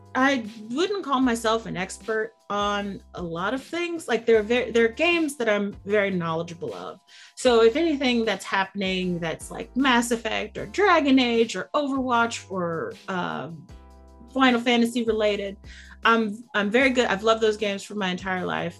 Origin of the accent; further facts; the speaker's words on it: United States; I'm I'm from the United States